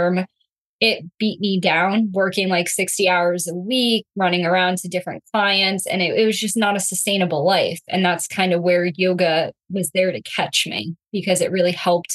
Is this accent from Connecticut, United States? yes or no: yes; West Haven, Connecticut, United States; I'm born and raised in Connecticut, like the West Haven, Connecticut area. So that's my hometown.